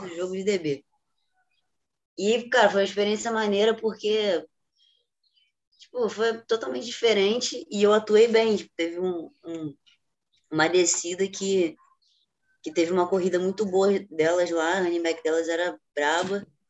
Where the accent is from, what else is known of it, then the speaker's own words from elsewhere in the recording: Rio de Janeiro, Brazil; sou do Rio de Janeiro, tenho 24 anos